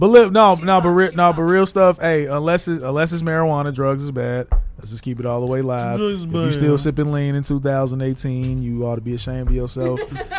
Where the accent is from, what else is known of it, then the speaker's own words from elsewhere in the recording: Chicago, Illinois, United States; I'm from Chicago.